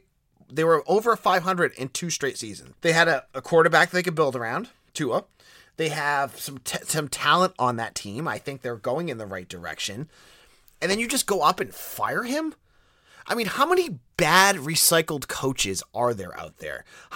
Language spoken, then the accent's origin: English; Boston, Massachusetts, United States; accent: Boston; You can hear my Boston accent come through